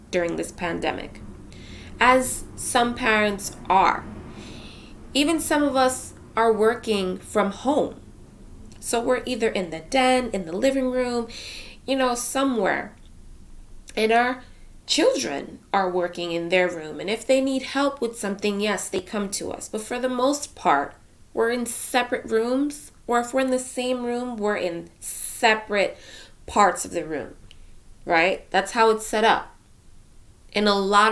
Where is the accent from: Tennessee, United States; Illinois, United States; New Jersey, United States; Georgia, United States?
New Jersey, United States; Union County; I'm from New Jersey, Union County to be exact